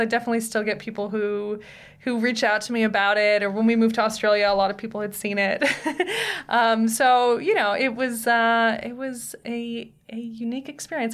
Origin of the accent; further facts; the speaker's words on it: Tiburon, California, United States; moved away as an adult; also born or lived in Napa, California / Sonoma, California / Los Angeles, California; Then we moved to Marin County, a little town called Tiburon.